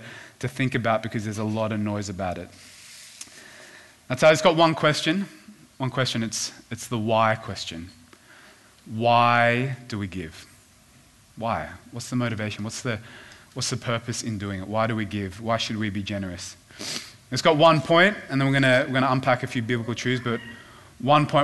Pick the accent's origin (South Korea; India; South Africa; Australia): Australia; Sydney, New South Wales; also born or lived in Korea; we moved to the Northern Beaches when I was in primary school